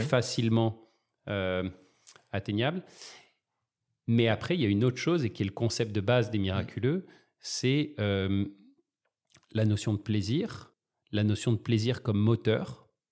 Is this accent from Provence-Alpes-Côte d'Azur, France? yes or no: yes; Marseille, Provence-Alpes-Côte d'Azur, France; Je suis né à Marseille.